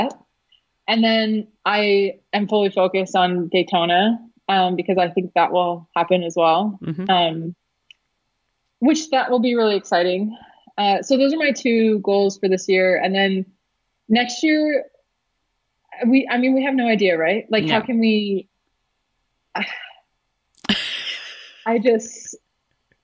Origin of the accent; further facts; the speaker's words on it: Canada; now in United States; I'm Canadian. I was born in Canada